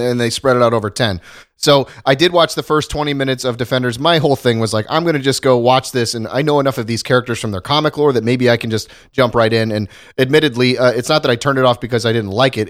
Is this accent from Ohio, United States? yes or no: yes; Ohio, United States; moved away; went back to my hometown in Ohio